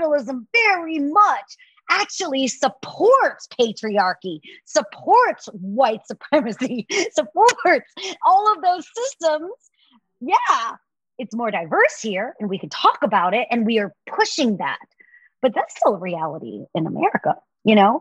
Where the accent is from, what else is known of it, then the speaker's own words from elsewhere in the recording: the South, United States; now in California, United States; I was raised in the South